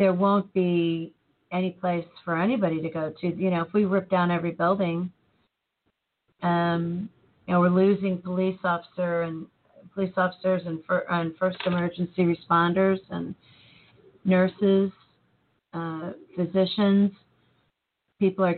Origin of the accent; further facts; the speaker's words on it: United States; I'm an American